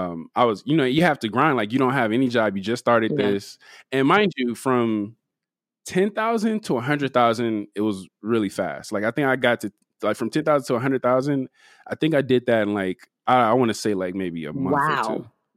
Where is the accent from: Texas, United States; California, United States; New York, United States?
California, United States; Compton; also born or lived in Pasadena / Carson; So I'm from Compton, but you know, I'm also from Pasadena. I'm also from Carson.